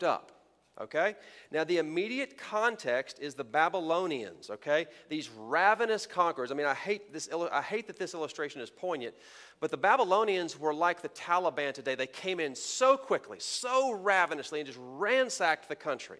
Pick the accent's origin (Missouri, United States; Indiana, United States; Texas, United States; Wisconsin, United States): Texas, United States; moved away; by my accent and by my opening illustration, you may have figured out I am from Texas